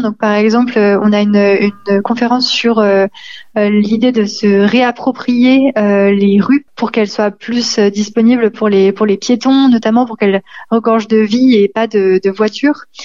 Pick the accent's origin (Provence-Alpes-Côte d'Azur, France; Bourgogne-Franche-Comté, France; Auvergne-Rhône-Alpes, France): Auvergne-Rhône-Alpes, France; Lyon; en tant que Lyonnais